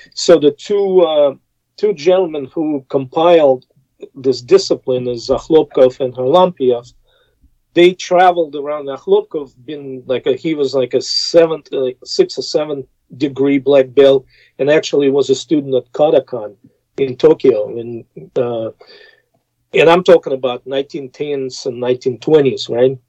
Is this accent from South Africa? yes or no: no; Russia; English is a second language; moved away as an adult; now in United States; growing up in Soviet Union